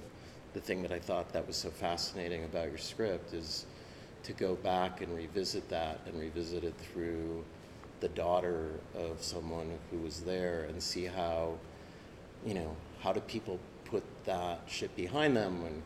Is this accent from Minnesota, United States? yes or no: yes; Minnesota, United States; I grew up in Minnesota